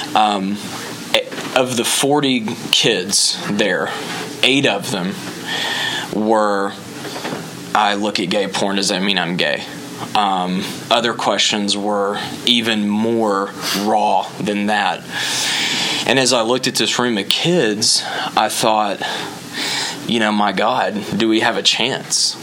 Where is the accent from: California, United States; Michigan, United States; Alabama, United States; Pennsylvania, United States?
Alabama, United States; now in Orlando, United States; I am originally from Alabama, uh, but I am in Orlando now